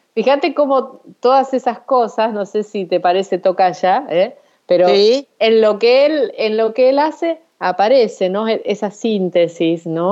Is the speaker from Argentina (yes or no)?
yes; Santa Fe, Argentina; soy de Santa Fe, que es el lugar donde nací